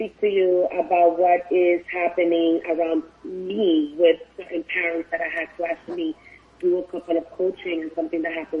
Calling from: North Miami Beach, Florida, United States; I am actually calling from North Miami Beach.

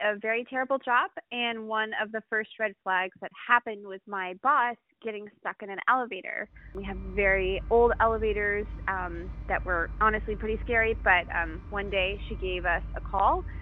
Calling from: Washington, District of Columbia, United States; I'm calling from Washington, D C

